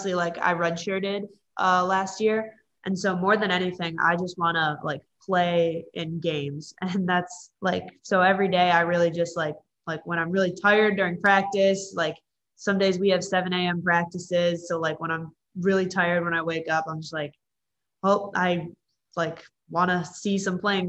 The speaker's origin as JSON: {"language": "English", "region": "Illinois", "country": "United States", "moved": "yes", "said": "I'm from Illinois"}